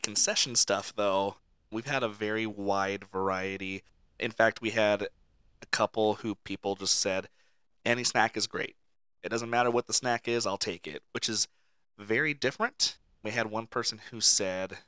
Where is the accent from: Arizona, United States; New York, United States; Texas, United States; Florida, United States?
Arizona, United States; Mesa; now in California, United States; where I grew up out in Mesa, Arizona